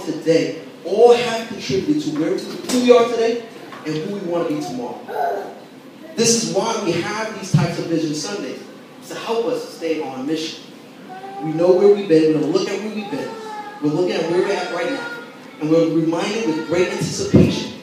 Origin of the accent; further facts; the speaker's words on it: New York City, New York, United States; I grew up in Brooklyn, never lived anywhere else outside the city